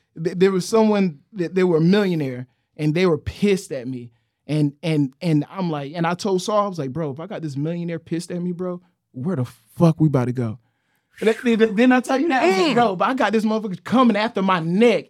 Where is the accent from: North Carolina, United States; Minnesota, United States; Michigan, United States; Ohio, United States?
North Carolina, United States; New Bern; I'm from New Bern, North Carolina, bro. I lived in the trailer parks.